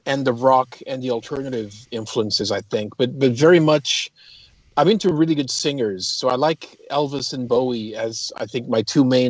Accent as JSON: {"language": "English", "town": "Toronto", "region": "Ontario", "country": "Canada", "tie": "born or raised there", "said": "And so I lived in, I was raised in Toronto. I went to university in Toronto, started my first band there."}